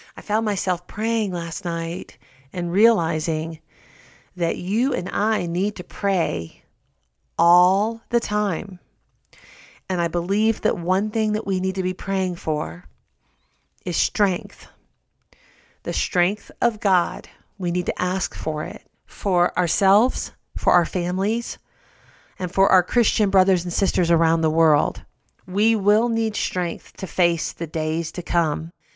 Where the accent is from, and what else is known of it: United States